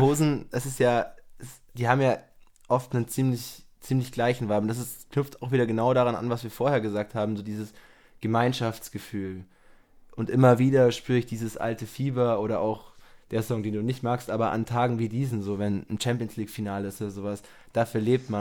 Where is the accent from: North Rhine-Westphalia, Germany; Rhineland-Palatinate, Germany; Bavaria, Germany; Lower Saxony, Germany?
Bavaria, Germany; Germering; in Germering, wo ich aufgewachsen bin